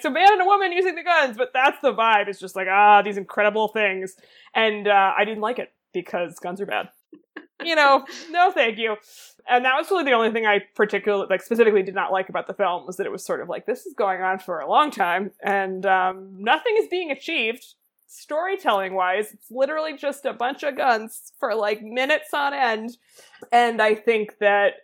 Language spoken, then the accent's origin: English; United States; as an American person